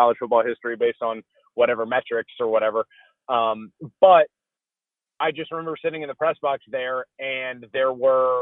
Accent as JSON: {"language": "English", "town": "Baton Rouge", "region": "Louisiana", "country": "United States", "also_born_or_lived": "Georgia", "moved": "yes", "said": "I'm originally from Baton Rouge, Louisiana, went to University of Georgia"}